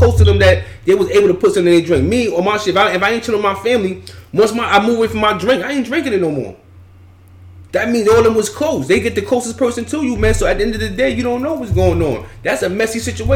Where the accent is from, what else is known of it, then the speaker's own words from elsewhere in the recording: New York City, New York, United States; also born or lived in Long Island; growing up in Brownsville, Queens, mm-hmm. Long Island